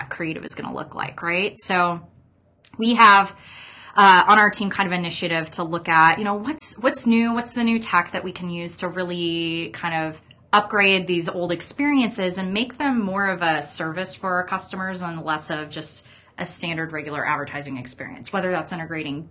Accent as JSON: {"language": "English", "town": "Gretna", "region": "Nebraska", "country": "United States", "tie": "born or raised there", "said": "I grew up out in Gretna on a farm"}